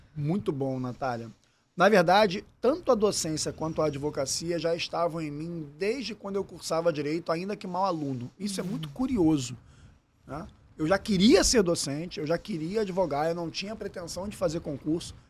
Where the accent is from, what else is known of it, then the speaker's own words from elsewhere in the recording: Rio de Janeiro, Brazil; accent: carioca; also born or lived in São Lourenço, Minas Gerais; tem um baita sotaque carioquês aqui, mas sou natural de São Lourenço, Minas Gerais, sul de Minas. E, na verdade, nasci lá com meus pais já morando aqui no Rio de Janeiro